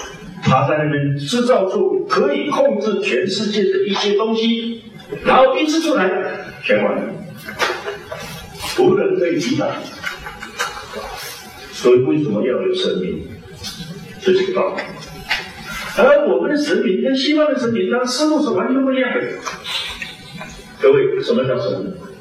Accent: China; 西方人他是神造的，偏偏我们中国人是人造神。

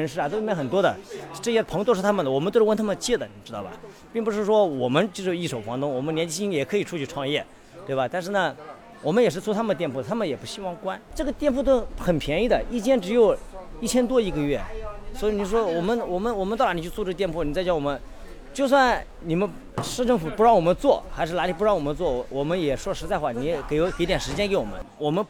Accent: Shanghai, China; 我一九八一九八四年就在上海的，从小在上海出生，也属于半个上海人，我外婆外姨妈全是上海人。

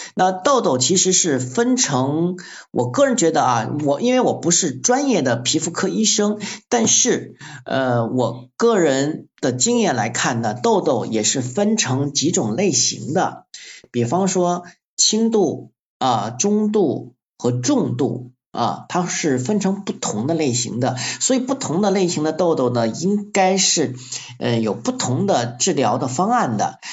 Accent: Luzhai, Guangxi, China; 我在柳州和桂林中间的陆寨县出生的

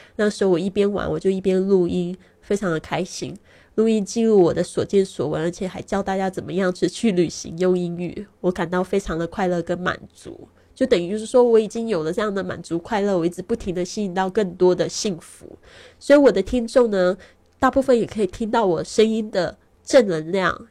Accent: Taiwan; moved away as an adult; also born or lived in Shanghai, China; now in Barcelona, Spain; 今年二零一九年呢，我是三十六岁，很多人都看不出我的年龄，因为我常常旅行，心情保持愉快，所以不会显老。我出生在台湾，但是呢，呃，其实我爸爸是在上海出生的

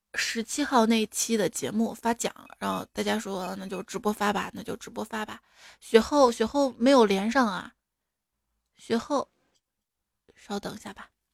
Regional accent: Guangdong, China; 我们哎广东人什么都吃

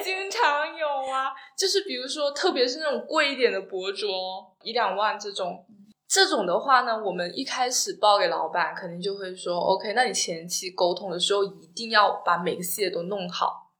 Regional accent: Guangdong, China; 我是广东人嘛

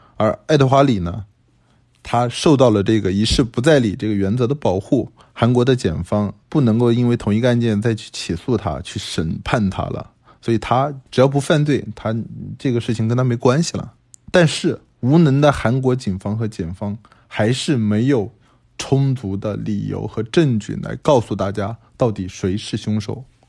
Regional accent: China; 我们中国人像我长这么大，我没见过这些毒品

